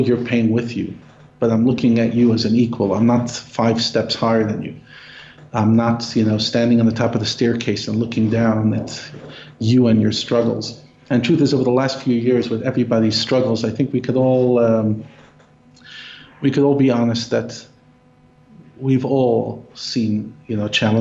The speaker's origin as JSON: {"language": "English", "town": "New York City", "region": "New York", "country": "United States", "tie": "born or raised there", "said": "I grew up in Brooklyn, literally a 5-minute walk from where the Rebbe's shul was, 5 minutes from his home"}